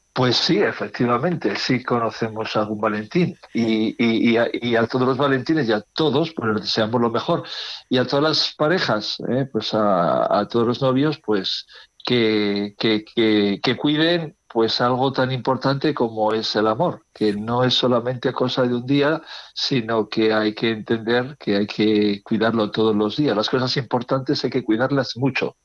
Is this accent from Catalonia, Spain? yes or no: no; Las Merindades, near Villarcayo, Castile and León, Spain; now in Burgos, Spain; mi pueblo, en eh, está, dedicada, exactamente, a las Merindades, cerca de Villarcayo